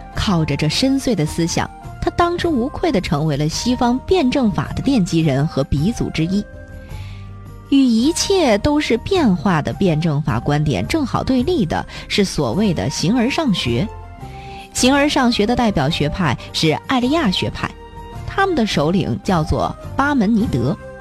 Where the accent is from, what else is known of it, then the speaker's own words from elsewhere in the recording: China; 我们中国人